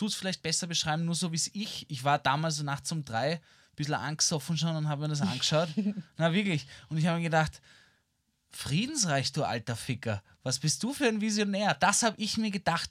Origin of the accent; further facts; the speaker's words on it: Vienna, Austria; ich bin halt in den inneren Bezirken in Wien aufgewachsen